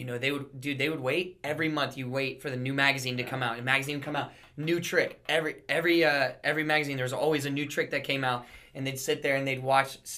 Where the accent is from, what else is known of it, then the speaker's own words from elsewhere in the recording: Florida, United States; now in Raleigh, United States; I grew up there